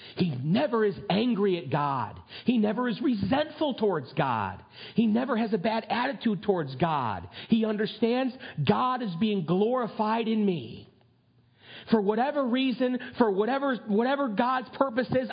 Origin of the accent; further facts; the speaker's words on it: United States; I'm a red blooded, flag waving, gun toting American